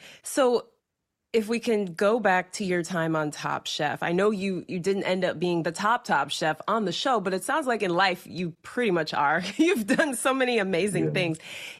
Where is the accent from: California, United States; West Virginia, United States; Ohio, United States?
Ohio, United States; Cleveland; born or raised there